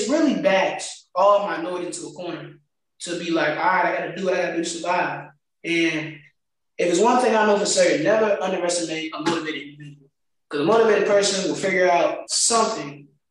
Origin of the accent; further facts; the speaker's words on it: Farmville, Virginia, United States; my hometown